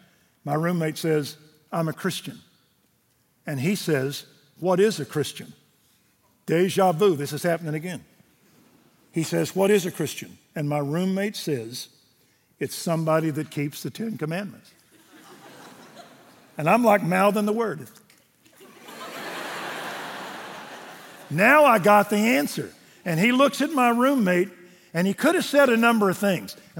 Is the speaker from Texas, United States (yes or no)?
yes; Waco, Texas, United States; I was raised Methodist in Waco.